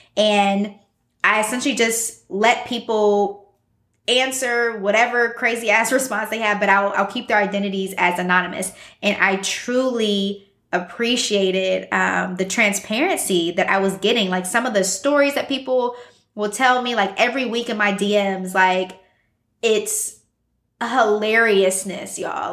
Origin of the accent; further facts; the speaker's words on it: Columbus, Ohio, United States; also born or lived in Midwest; now in Chicago, United States; I am from Columbus, Ohio, but I've pretty much lived all over the Midwest. I've been in Chicago for about six years at this point